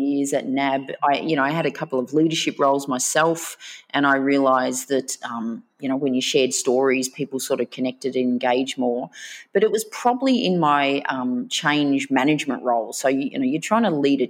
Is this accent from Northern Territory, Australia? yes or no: no; Melbourne, Victoria, Australia; also born or lived in Bermagui, New South Wales; grew up in a suburb called Reservoir, and then we moved to Greensboro